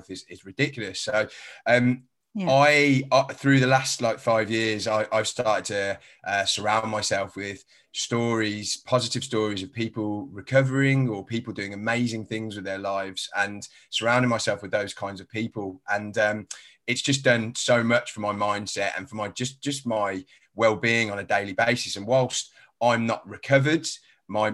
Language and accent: English; Birmingham, West Midlands, United Kingdom; accent: a bit of a strange accent; now in London, United Kingdom; I was originally from Birmingham, so I haven't got a London accent. I've got a bit of a strange accent.